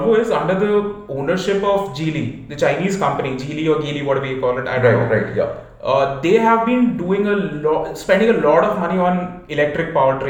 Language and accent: English; India; We are Indian.